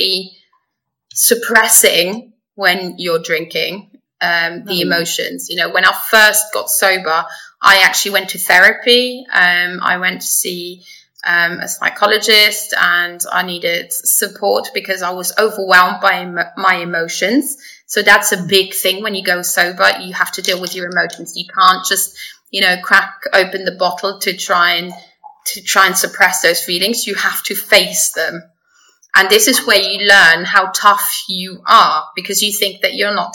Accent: Luxembourg; moved away as an adult; also born or lived in England; I was born and raised in Luxembourg. So I am a Luxembourger

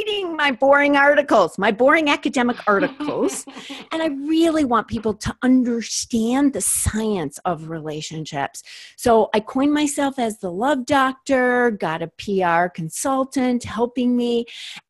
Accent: Minneapolis, Minnesota, United States; I grew up in Minneapolis, Minnesota

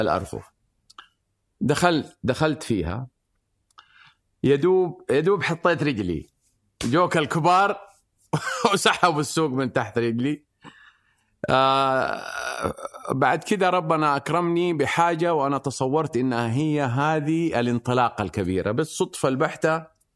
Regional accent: Mecca, Makkah Province, Saudi Arabia; انا من من سكان مكه ووالدي كان آه، بايع خبز او عندنا مخبز وعندنا محل فول

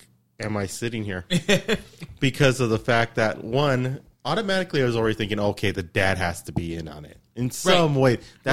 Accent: Los Angeles, California, United States; where I grew up in East LA?

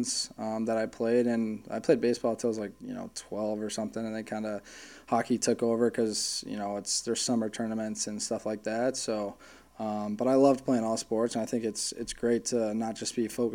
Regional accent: St. Louis, Missouri, United States; moved away; also born or lived in Boston / Arizona; flew right to St. Louis, obviously my hometown

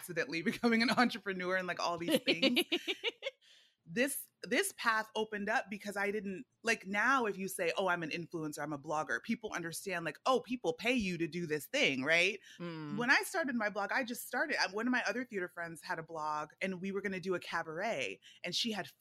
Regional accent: Fresno, California, United States; also born or lived in Nigeria; now in New York City, United States; I'm a Nigerian girl from Fresno

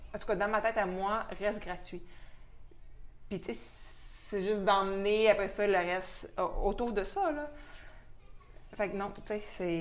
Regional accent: Quebec, Canada; notre accent, des fois, il peut être un peu incompréhensible

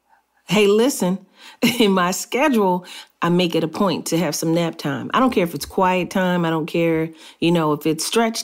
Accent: United States; we, as American, African Americans

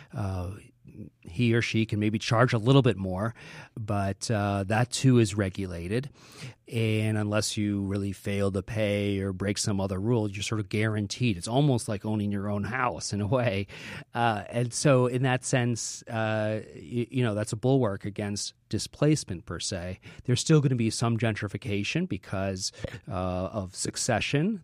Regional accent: Chicago, Illinois, United States; moved away as an adult; now in New York, United States; growing up in Chicago in the seventies and the eighties

